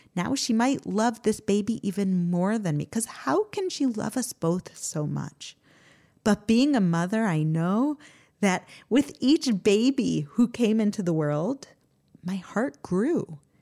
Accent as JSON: {"language": "English", "country": "United States", "tie": "born or raised there", "moved": "yes", "lives_now": "Israel", "said": "I grew up in America"}